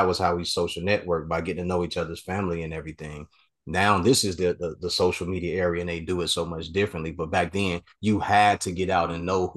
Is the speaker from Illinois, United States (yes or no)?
yes; Chicago, Illinois, United States; I grew up in Chicago. I am from Chicago.